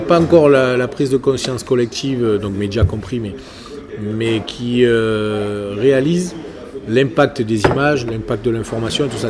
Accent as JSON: {"language": "French", "area": "Languedoc-Roussillon", "region": "Occitania", "country": "France", "said": "moi je viens du Languedoc-Roussillon"}